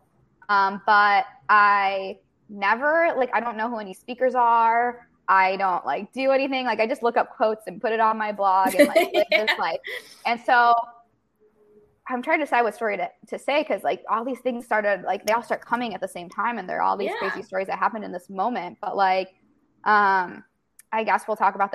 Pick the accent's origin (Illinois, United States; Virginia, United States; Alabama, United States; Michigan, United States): Illinois, United States; moved away as an adult; also born or lived in Arizona; now in Los Angeles, United States; I'm from Illinois.